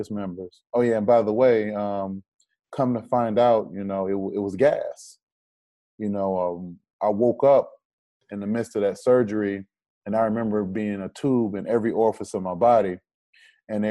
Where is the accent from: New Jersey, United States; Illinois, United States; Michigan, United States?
Michigan, United States; Detroit; I'm from Detroit